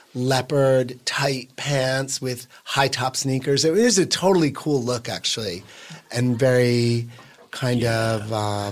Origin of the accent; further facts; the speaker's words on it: Boonton, New Jersey, United States; Northern Northwest, a town called Boonton.